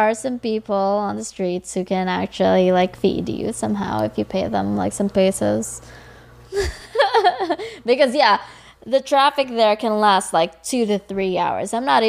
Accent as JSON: {"language": "English", "country": "Philippines", "said": "Oh, that's true. Yeah, not many of them know that I'm actually from the Philippines."}